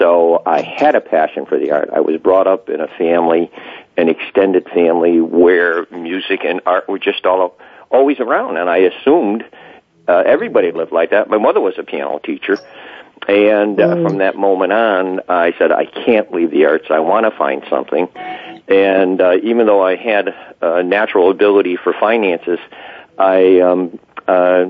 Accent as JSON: {"language": "English", "region": "Connecticut", "country": "United States", "also_born_or_lived": "Wilbraham, Massachusetts", "said": "came down back to Connecticut, my home state"}